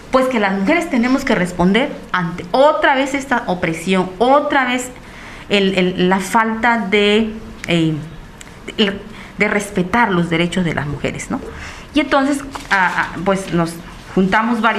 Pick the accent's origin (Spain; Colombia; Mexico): Mexico; Recuerdo cuando fui a estudiar la secundaria, o sea, de mi pueblo a la, a la cabecera municipal ya me tocó vivir discriminación, pues por ser afro-mexicana, por ser negra, ¿no?